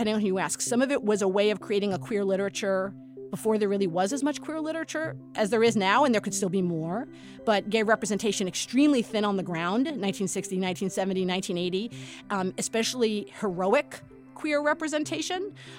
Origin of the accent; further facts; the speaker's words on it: New York City, New York, United States; I grew up in Brooklyn.